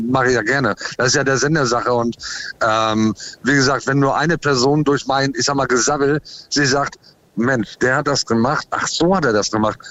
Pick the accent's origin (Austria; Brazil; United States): United States; also born or lived in Ahrensburg, Schleswig-Holstein, Germany; now in Germany; ich bin in den USA groß geworden, weil ich Deutsch-Amerikaner bin